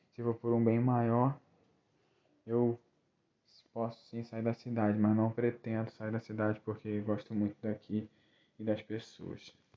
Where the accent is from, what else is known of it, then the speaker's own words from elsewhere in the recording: Rio das Ostras, Rio de Janeiro, Brazil; also born or lived in Nova Friburgo; depois vim para Rio das Ostras novamente Estou aqui até hoje